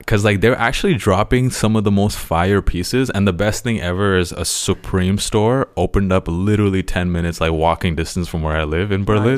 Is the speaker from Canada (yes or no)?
yes; Toronto, Ontario, Canada; I grew up, m, spent most of my childhood in Toronto